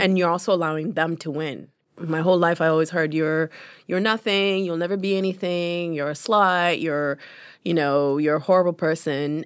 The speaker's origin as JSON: {"language": "English", "town": "London", "region": "Ontario", "country": "Canada", "also_born_or_lived": "Uganda", "second_language": "English", "said": "I'm from London, Ontario. I'm in Toronto."}